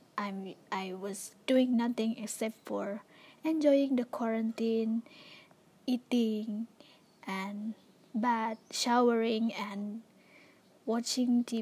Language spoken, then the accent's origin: English; Sabah or Sarawak, East Malaysia, Malaysia; English is a second language; moved away as an adult; also born or lived in Tanjung Malim; all the students from Sabah, Sarawak was sent to their hometown. And then I was being quarantined for 2 weeks. So I stay in my own house here in my hometown